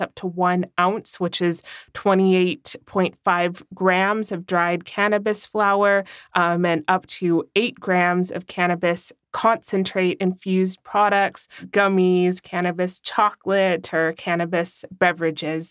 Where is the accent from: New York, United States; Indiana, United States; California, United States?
California, United States; now in Germany; in my home state of California